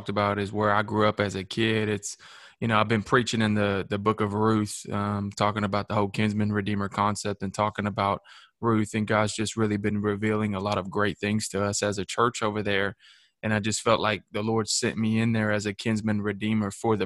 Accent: Shelbyville, Tennessee, United States; we just launched a satellite campus in my hometown of Shelbyville, Tennessee.

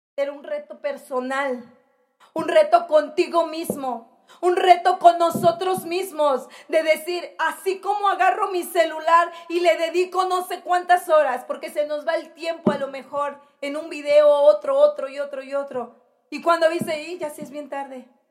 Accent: Mexico; como mexicanos

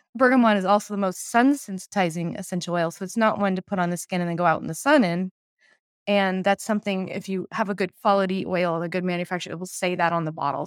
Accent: Portland, Oregon, United States; I'm from Portland, Oregon

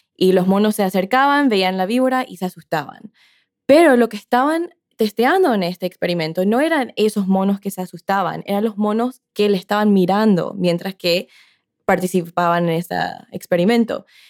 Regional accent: Paraguay; En mi país, Paraguay

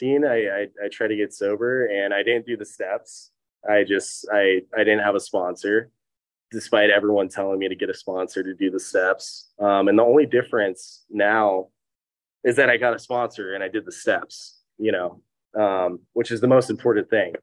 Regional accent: Laguna Niguel, California, United States; also born or lived in Upland, California / Jacksonville, Florida; I actually grew up here

